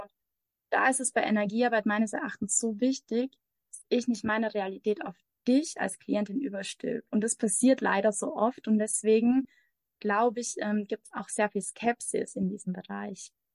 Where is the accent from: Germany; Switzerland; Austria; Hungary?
Austria; moved away as an adult; also born or lived in Mexico; Ich komme aus Österreich, bin aber seit ungefähr anderthalb Jahren in der Welt unterwegs